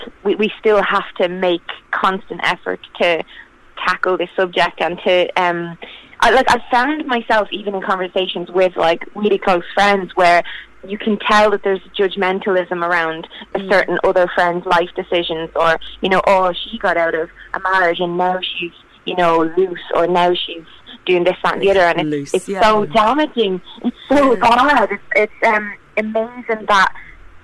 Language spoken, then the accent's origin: English; Ireland; I'm in Ireland, and I grew up in Ireland